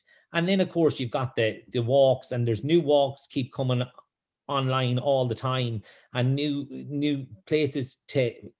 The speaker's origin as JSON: {"language": "English", "town": "Sligo", "region": "Connacht", "country": "Ireland", "tie": "born or raised there", "said": "I grew up in Sligo, I believe in Sligo, and Sligo's in my heart."}